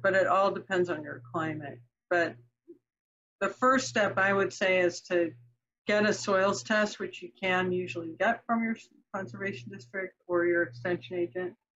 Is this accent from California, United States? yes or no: yes; Marin County, California, United States; I grew up in Marin County, California, which is the county just north of the Golden Gate Bridge